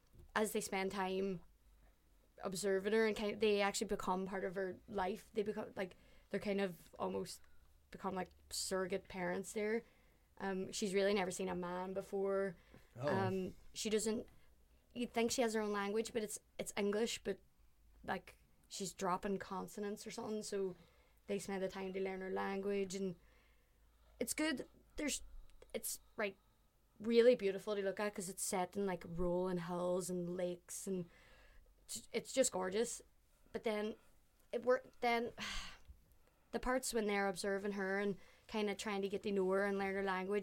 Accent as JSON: {"language": "English", "country": "Ireland", "said": "because I'm Irish, and then I'm like, oh, he's actually doing an Irish accent."}